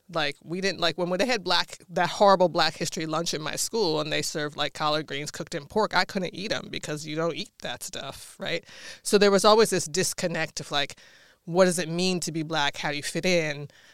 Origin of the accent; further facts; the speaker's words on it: Washington, District of Columbia, United States; moved away; so I grew up in Washington, D C